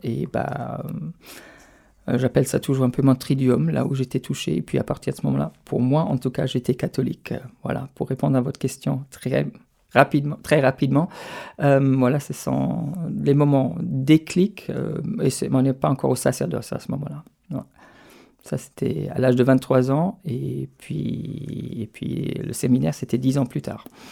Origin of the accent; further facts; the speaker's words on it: Stuttgart, Baden-Württemberg, Germany; French is a second language; moved away as an adult; also born or lived in France; now in Paris, France; chez moi, dans, la région d'où je viens, donc autour de Stuttgart